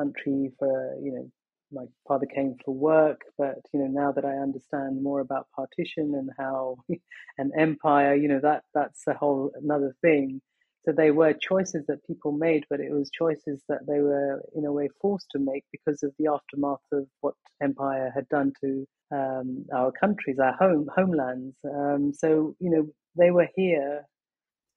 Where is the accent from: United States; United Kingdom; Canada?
United Kingdom; London; also born or lived in Pakistan; I was born in Pakistan and my family moved to England when I was 19 months old. So this is my home. London has been my home always.